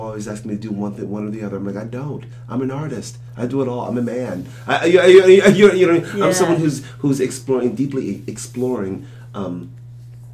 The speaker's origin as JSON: {"language": "English", "town": "Philadelphia", "region": "Pennsylvania", "country": "United States", "tie": "born or raised there", "said": "I'm from Philadelphia, and born and raised in Philadelphia public schools"}